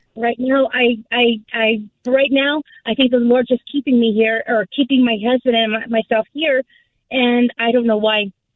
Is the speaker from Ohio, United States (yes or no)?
no; Southern California, United States; I was born and raised here in Southern California.